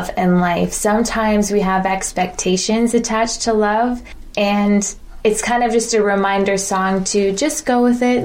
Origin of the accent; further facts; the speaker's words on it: Wasaga Beach, Ontario, Canada; growing up in Wasaga Beach, I kind of know a lot of people here as well, too